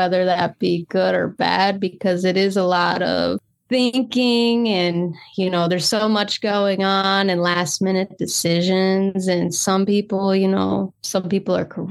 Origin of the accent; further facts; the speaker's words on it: Minonk, Illinois, United States; I was born and raised in Minunka, Illinois.